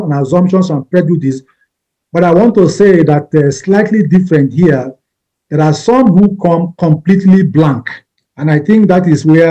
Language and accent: English; southern Nigeria, Nigeria; moved away as an adult; now in Kenya; I am Nigerian, from the southern part of Nigeria.